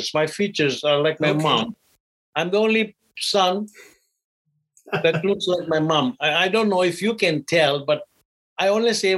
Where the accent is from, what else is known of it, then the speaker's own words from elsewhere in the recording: Uganda; I was born in Uganda in a small village called Busambatia.